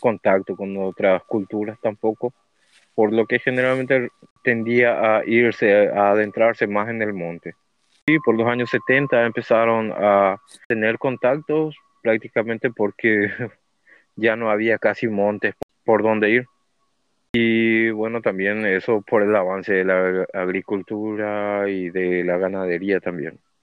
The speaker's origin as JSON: {"language": "Spanish", "country": "Paraguay", "said": "soy de Paraguay"}